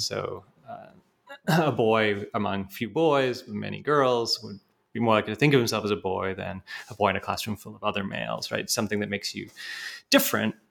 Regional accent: Canada; moved away as an adult; also born or lived in United Kingdom / Montreal, Canada / Toronto, Canada; now in Pennsylvania, United States; I'm um, actually British by birth, but grew up in Canada

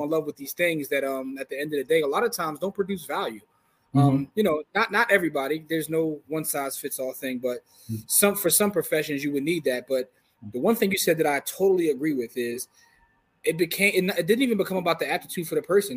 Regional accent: Philadelphia, Pennsylvania, United States; we're from Philadelphia

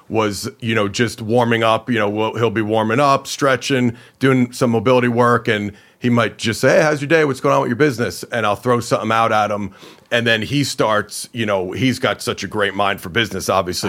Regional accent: Hawthorne, New Jersey, United States; I grew up in Hawthorne, New Jersey

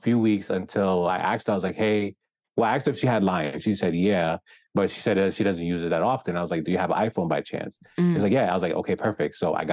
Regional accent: New Jersey, United States; now in Florida, United States; Originally, I'm from New Jersey

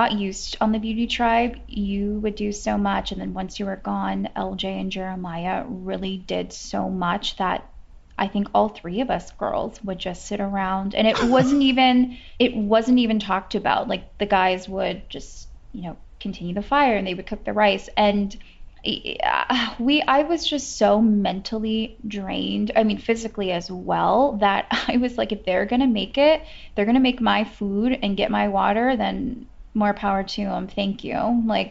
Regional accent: Bay Area, California, United States; Where I grew up in the Bay Area, I grew up doing theater

